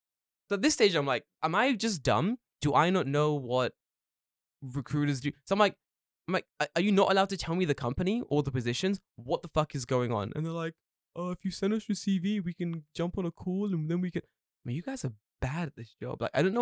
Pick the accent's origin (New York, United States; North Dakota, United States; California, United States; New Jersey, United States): California, United States; now in Japan; I have no personality outside of being from California.